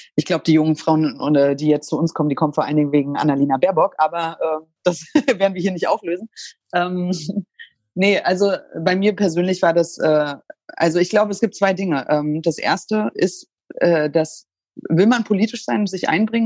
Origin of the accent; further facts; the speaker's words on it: East Germany, Germany; ich bin in der DDR geboren und äh, war sechs Jahre alt, als die Mauer gefallen ist